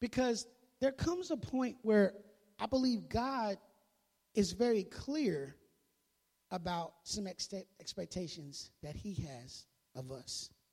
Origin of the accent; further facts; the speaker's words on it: Midwest, United States; I grew up in the Midwest